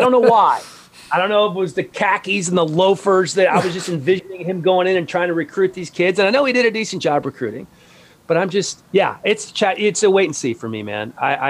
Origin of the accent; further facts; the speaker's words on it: Washington, District of Columbia, United States; I'm from Washington, D.C., so I grew up in the heyday of the Redskins.